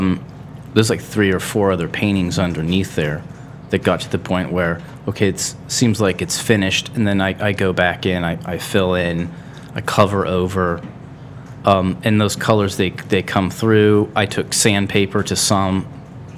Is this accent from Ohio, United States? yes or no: yes; Akron, Ohio, United States; also born or lived in Wadsworth; I was actually born in the Firestone, raised in like the Firestone Park area. So yeah, I mean, I still consider that Akron.